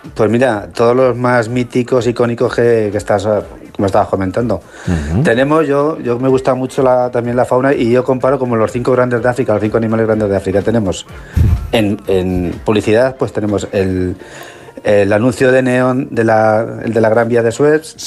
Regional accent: Olmeda de la Cuesta, Castilla-La Mancha, Spain; mi pueblo en los años 2011 así era el pueblo más envejecido de España

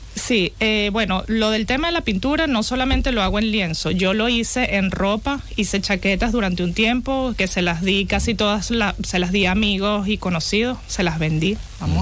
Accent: Venezuela; moved away as an adult; also born or lived in Bilbao / Czech Republic; yo nací en Venezuela, soy de padre venezolano y madre italiana. Viví toda, casi toda mi vida en Venezuela

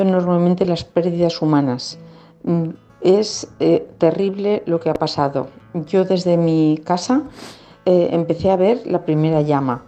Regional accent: Valencia, Valencian Community, Spain; Soy de Valencia

